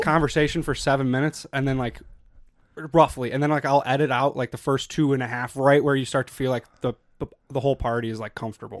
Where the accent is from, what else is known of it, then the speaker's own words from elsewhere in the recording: Chicago, Illinois, United States; moved away as an adult; I'm from Chicago.